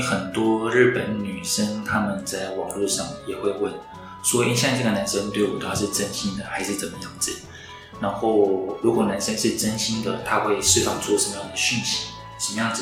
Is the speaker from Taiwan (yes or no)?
yes; Taiwan; 我们台湾人其实是可以接受